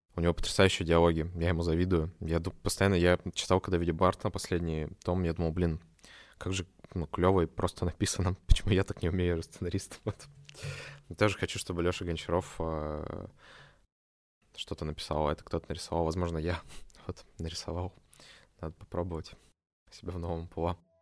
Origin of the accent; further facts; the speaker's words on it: Omsk, Omsk Oblast, Russia; now in Saint Petersburg, Russia; я сам из Омска